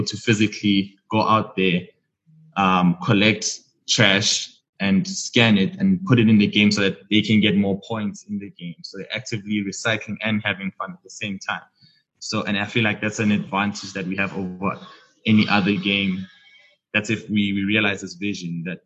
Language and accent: English; Johannesburg, Gauteng, South Africa; So I'm from the south of Johannesburg, in Haddon. It's really, really small.